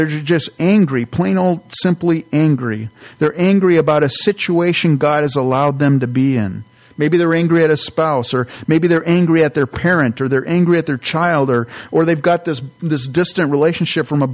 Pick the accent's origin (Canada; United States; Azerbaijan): United States; California; I grew up in California